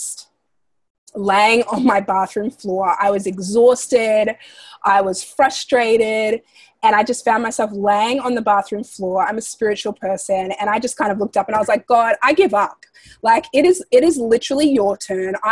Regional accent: Australia; moved away as an adult; now in United States; Growing up in Australia

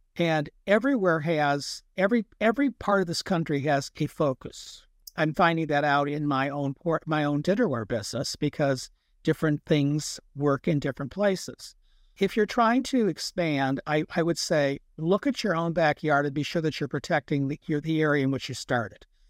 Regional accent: United States; We're not European. We're American

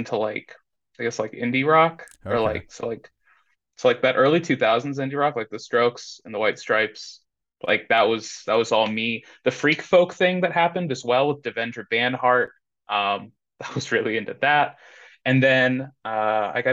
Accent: Indianapolis, Indiana, United States; moved away as an adult; now in Austin, United States; right now I'm in Austin, Texas. I'm originally from Indianapolis, Indiana

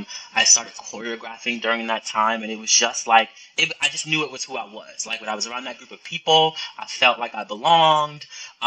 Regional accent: Boston, Massachusetts, United States; moved away as an adult; also born or lived in New York City; when I moved to New York City, I probably was about 19 or 20 years old, and I grew up in Boston, right?

